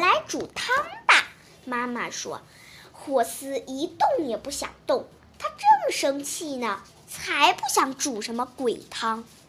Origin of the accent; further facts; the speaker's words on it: Shijiazhuang, Hebei, China; 我来自石家庄市，今年八岁了